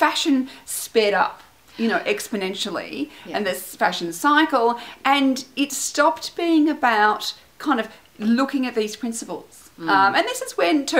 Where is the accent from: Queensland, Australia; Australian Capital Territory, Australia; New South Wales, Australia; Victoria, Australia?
Australian Capital Territory, Australia; Canberra; moved away; also born or lived in Melbourne; growing up in Canberra, which is a small city.